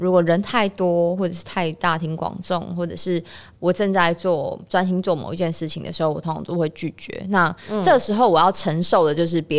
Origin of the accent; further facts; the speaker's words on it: Kaohsiung, Taiwan; moved away; 那我已经那么难得回高雄一趟